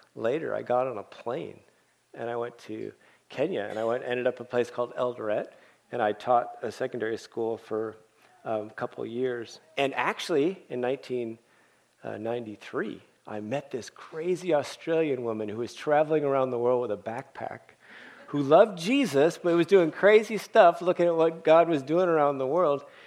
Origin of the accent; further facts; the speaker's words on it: Oakland, California, United States; also born or lived in Berkeley / Tanzania; I was born in Berkeley, as Scott said and raised in Oakland